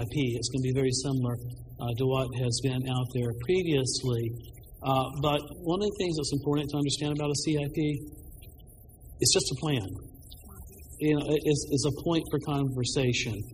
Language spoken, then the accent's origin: English; Birmingham, Alabama, United States; moved away; the kind of neighborhood I grew up in in Birmingham, Alabama